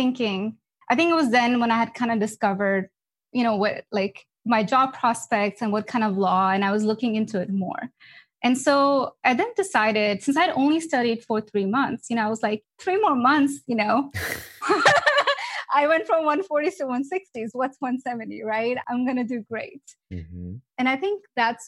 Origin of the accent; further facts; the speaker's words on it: Dallas, Texas, United States; I'm from Dallas